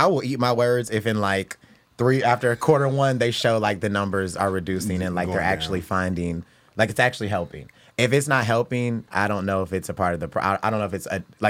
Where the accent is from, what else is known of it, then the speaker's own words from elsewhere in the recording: Indiana, United States; I'm from Indiana.